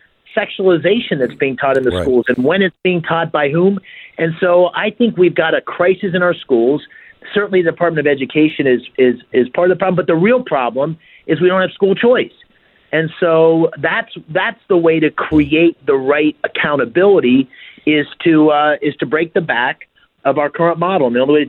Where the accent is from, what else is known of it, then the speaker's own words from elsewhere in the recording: Bloomsburg, Pennsylvania, United States; I grew up here in Pennsylvania, in a small town called Bloomsburg. Okay. One company town with the McGee Carpet Mill, which sadly has mostly gone away at this point.